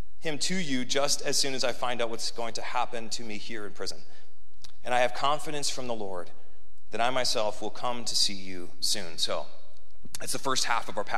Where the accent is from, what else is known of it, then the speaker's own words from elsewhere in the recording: Midwest, United States; moved away as an adult; now in Southern California, United States; Growing up in the Midwest